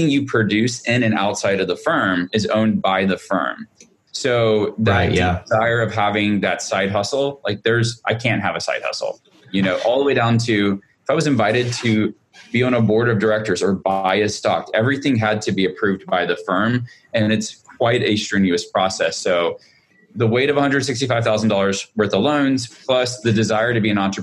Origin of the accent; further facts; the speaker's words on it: Montgomery, Alabama, United States; I grew up in Montgomery, Alabama